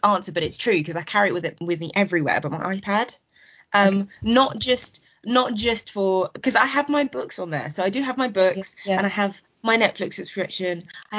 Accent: Nigeria; Jollof rice, because I am a Nigerian, and who doesn't love jollof rice?

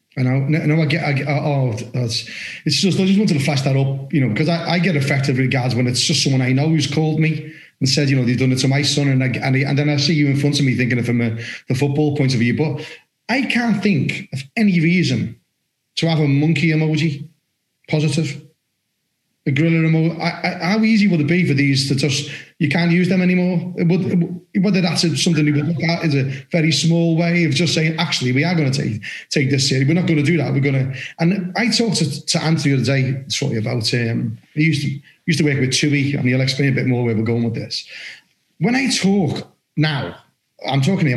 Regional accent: Liverpool, North West England, United Kingdom; accent: Scouse; now in Somerset, United Kingdom; I'm from Liverpool

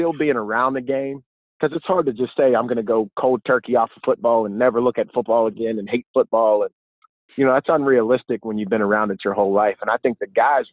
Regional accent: Pittsburgh, Pennsylvania, United States; I grew up in Pittsburgh

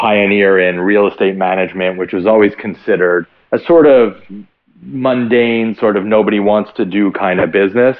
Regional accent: Montreal, Quebec, Canada; born and raised in Montreal

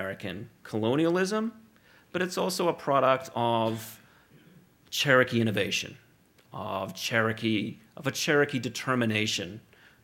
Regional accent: Australia; moved away as an adult; also born or lived in California; I'm from Australia originally. I grew up there. I was educated there.

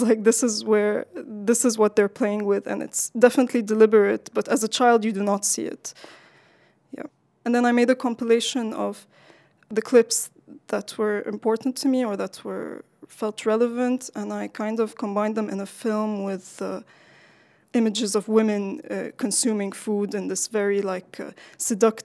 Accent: Lebanon; I'm from Lebanon

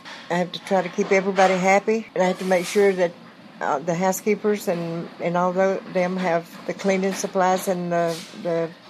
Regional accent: White County, North Georgia, United States; All my life in White County. I was born here in White County. Lived here all my life. Raised my family here also, and they're all still here.

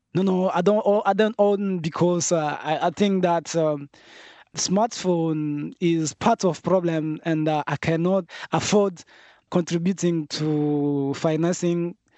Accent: North Kivu, DR Congo; I come from Kivu and, uh, many of my family's members have been displaced

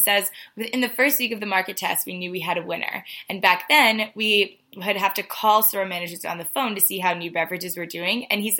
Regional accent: East Coast, United States; moved away as an adult; So I'm originally from the East Coast, and I've recently moved to the West Coast.

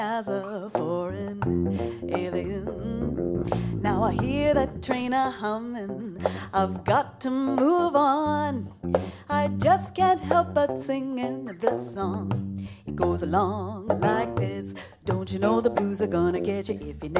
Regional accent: Toronto, Ontario, Canada; I was born in Toronto, but my family comes from South India

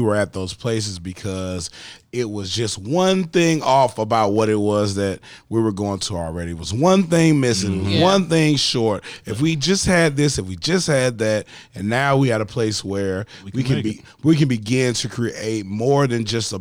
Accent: Darien, Georgia, United States; moved away; I am from Darien, Georgia

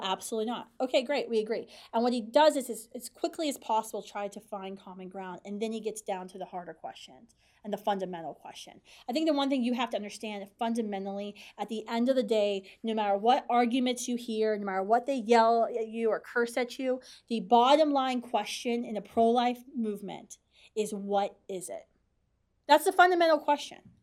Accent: West Virginia, United States; now in Washington, D.C., United States; I grew up in West Virginia

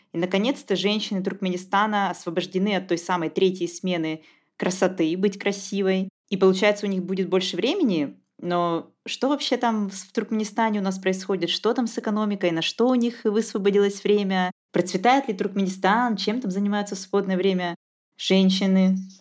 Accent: southern Russia, Russia; accent: southern; я говорю с южным известным акцентом.

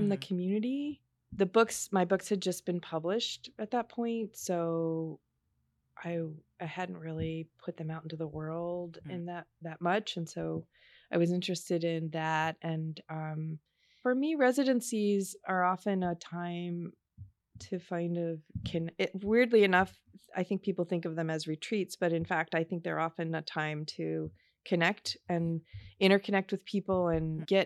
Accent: East Coast, United States; also born or lived in Shreveport, Louisiana; I was born in Shreveport, Louisiana. I grew up on the East Coast, but um, I still have a lot of family in Louisiana.

